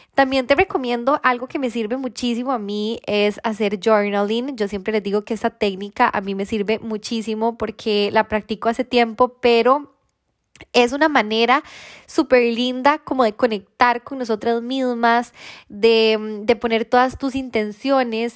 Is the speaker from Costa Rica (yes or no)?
yes; Costa Rica; soy de Costa Rica